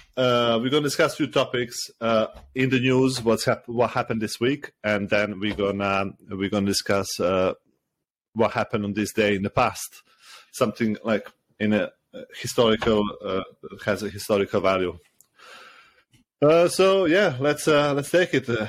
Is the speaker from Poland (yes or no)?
no; Serbia; moved away as an adult; now in United Kingdom; I'm originally from Serbia. I lived the last 10, uh, 10 years, uh, 10, 12 years in uh, in the UK